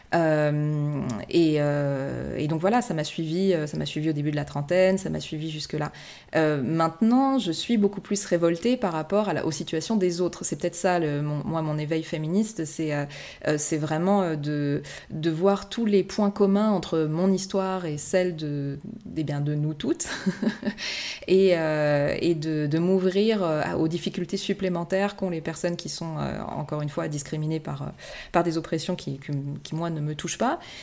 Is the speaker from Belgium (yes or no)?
no; France; first language French; moved away as an adult; also born or lived in Japan; à mon retour en France aussi, je pense que le fait de, baigner, dans, de baigner de nouveau dans ma langue maternelle